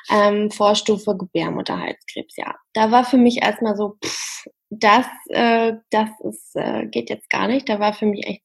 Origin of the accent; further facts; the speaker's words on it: Harz, Germany; Die Masterarbeit habe ich dann im Harz in meiner Heimat geschrieben